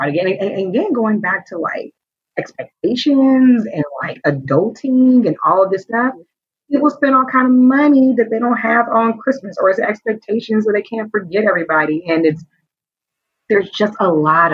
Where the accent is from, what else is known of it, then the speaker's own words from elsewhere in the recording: Oakland, California, United States; I'm from Oakland, which is a part of the Bay Area, California